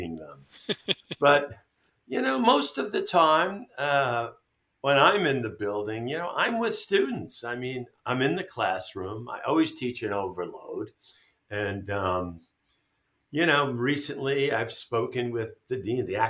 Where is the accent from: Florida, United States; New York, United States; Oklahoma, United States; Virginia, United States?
New York, United States; New York City; now in Albany, United States; I grew up in New York City, in Brooklyn, and then in Queens